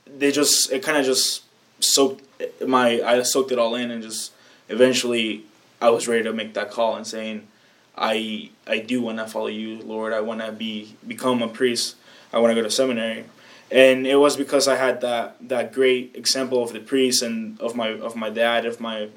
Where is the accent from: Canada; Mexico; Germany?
Mexico; moved away; I grew up in Mexico and I went to a Catholic school